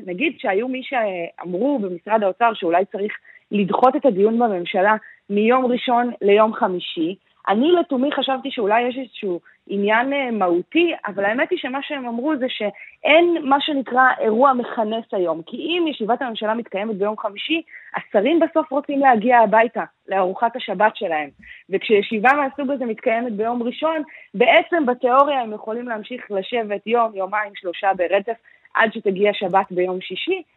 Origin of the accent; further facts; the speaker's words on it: Israel; אני גדלתי במקום שיש בו מגרש אה, בייסבול, ממש כאן בישראל